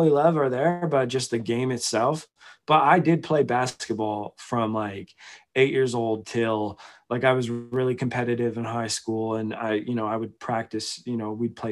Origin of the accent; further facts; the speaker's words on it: Victoria, British Columbia, Canada; now in Calgary, Canada; I grew up in Victoria.